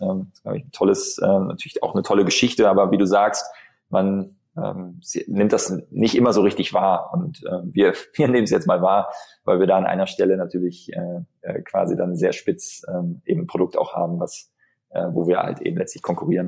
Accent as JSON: {"language": "German", "town": "Bonn", "region": "North Rhine-Westphalia", "country": "Germany", "said": "ich bin Bonner, ja. Mhm. Ich bin in Bonn geboren hier"}